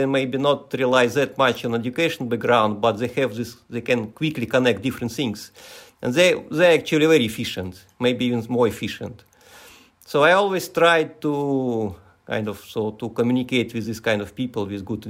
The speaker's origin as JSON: {"language": "English", "country": "Russia", "also_born_or_lived": "United States", "moved": "as an adult", "lives_now": "Japan", "said": "So originally I'm from Russia. So I got educated in Russia. Then I went to US for my PhD. I graduated Brown University in physics. And in 2004, I moved to Japan."}